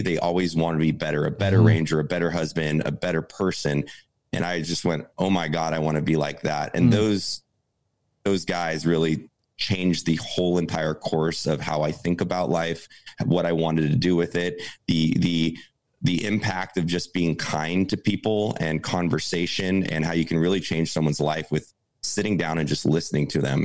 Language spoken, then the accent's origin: English; Santa Barbara, California, United States; grew up in a small beach town called Santa Barbara, California